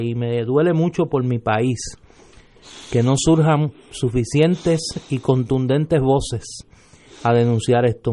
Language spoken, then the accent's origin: Spanish; Puerto Rico